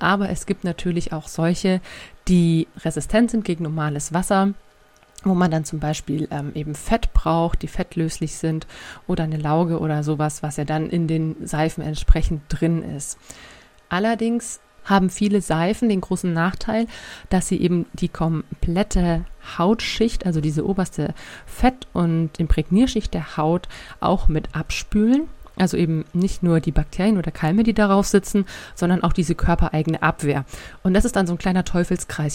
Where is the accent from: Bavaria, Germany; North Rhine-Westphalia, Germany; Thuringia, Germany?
Bavaria, Germany; bei uns in Bayern